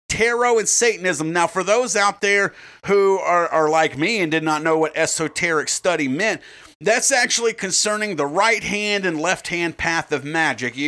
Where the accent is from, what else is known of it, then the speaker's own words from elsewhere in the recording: United States; as an American